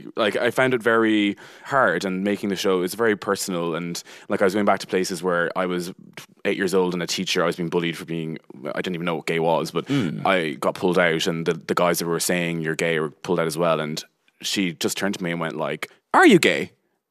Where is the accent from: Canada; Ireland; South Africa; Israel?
Ireland; Connacht; And I was like, "I'm from Roscommon."